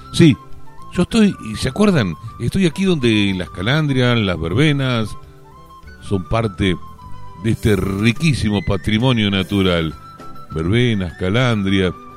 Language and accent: Spanish; Buenos Aires Province, Argentina; orgullosamente somos bonaerenses